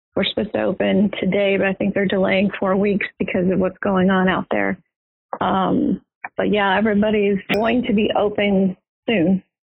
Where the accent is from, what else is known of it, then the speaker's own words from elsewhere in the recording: Houston, Texas, United States; moved away; I grew up in Houston, Texas.